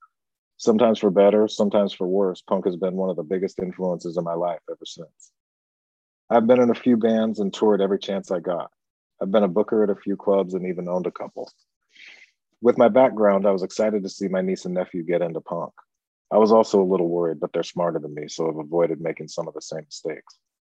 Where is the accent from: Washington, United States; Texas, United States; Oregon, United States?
Oregon, United States; Portland; I was born and raised in Portland, Oregon, one of the best underground music scenes in the world.